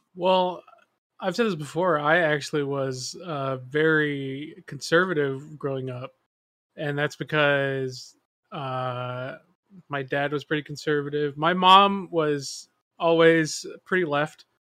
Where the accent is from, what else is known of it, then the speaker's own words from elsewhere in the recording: Texas, United States; growing up in Texas, right, especially on the whiter side of town